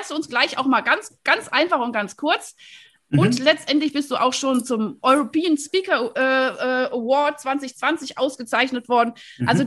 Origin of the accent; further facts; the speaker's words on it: Rhineland, Germany; So, weil wir sind nämlich beide aus dem Rheinland, ne?